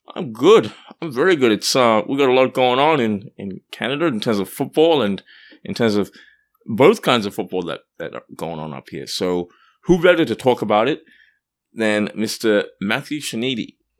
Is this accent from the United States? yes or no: no; Perth, Western Australia, Australia; moved away; I grew up in Perth